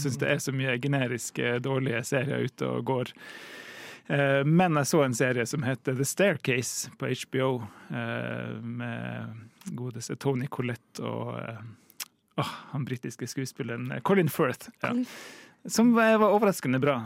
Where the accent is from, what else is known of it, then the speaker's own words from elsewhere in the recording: Tromsø, Troms, Norway; Jeg kommer jo fra Tromsø